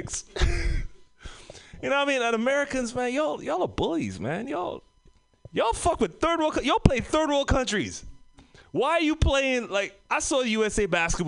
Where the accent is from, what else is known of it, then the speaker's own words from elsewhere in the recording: Trinidad & Tobago; moved away; also born or lived in Oakland / Bay Area; I came from the Caribbean. By from the Caribbean, Trinidad and Tobago.